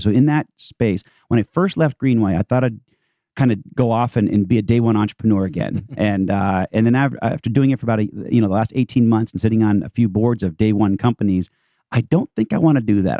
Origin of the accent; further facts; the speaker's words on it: Boston, Massachusetts, United States; also born or lived in Palo Alto; now in Atlanta, United States; I'm actually from Boston, uh, but moved here in 97 officially.